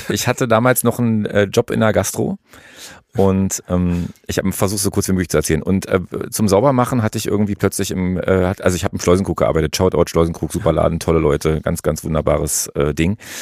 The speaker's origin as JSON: {"language": "German", "region": "East Germany", "country": "Germany", "tie": "born or raised there", "said": "ich bin in der DDR groß geworden"}